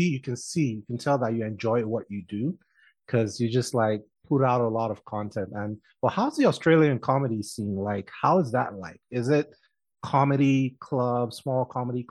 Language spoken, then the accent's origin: English; Nigeria; now in Colorado, United States; I'm Nigerian